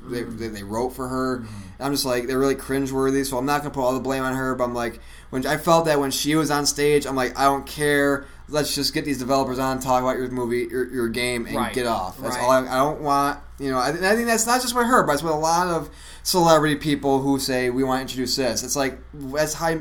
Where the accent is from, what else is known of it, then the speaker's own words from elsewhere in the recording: Syracuse, New York, United States; moved away; also born or lived in Los Angeles, California; my hometown, Syracuse, New York.